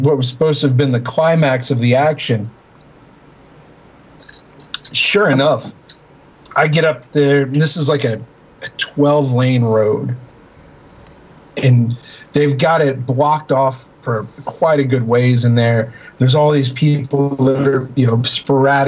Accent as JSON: {"language": "English", "country": "United States", "said": "I'm from the U.S."}